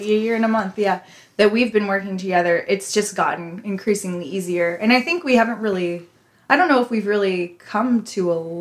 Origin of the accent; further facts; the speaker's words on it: Midwest, United States; I'm from the Midwest